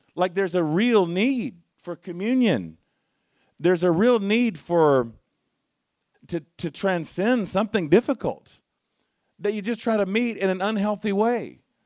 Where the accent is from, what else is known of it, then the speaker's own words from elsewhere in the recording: Charlotte, North Carolina, United States; moved away; I'm from Charlotte originally